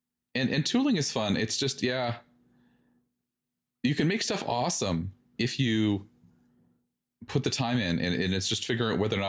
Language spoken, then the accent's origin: English; Canada; I'm Canadian, nope.